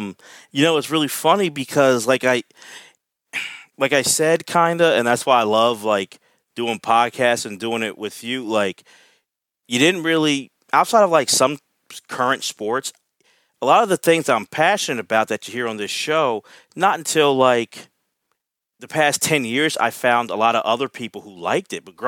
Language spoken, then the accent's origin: English; Philadelphia, Pennsylvania, United States; And, you know, being a Philadelphian, a lot of times once you start booing, you just like, you don't like something.